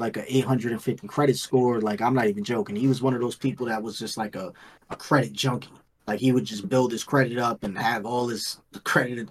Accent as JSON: {"language": "English", "town": "New York City", "region": "New York", "country": "United States", "tie": "born or raised there", "moved": "as an adult", "lives_now": "Florida, United States", "said": "I'm from New York City"}